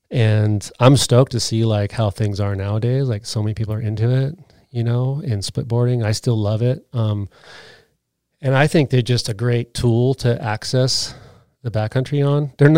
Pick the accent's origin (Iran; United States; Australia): United States; Big Bear, California; now in Utah; I came from Big Bear, California, and I moved to Utah to snowboard better